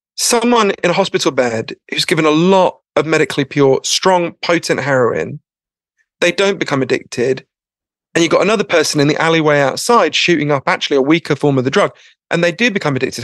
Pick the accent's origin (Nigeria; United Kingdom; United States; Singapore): United Kingdom; I'm too British